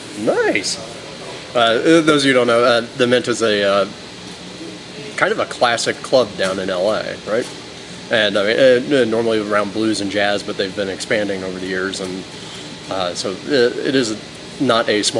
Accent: Florida, United States; moved away as an adult; also born or lived in Boston; now in Lancaster, United States; I'm not an Angeleno. I grew up in Florida. Went to school in Boston and came out here. Now I've been here almost 20 years

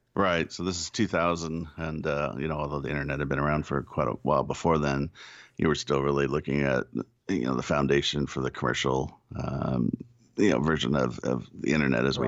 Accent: United States; I'm an American

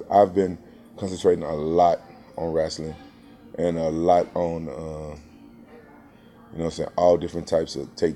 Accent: Memphis, Tennessee, United States; now in Orange County, United States; Memphis, my hometown

